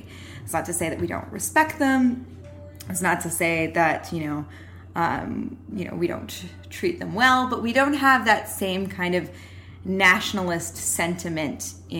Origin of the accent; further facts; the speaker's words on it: Canada; I'm Canadian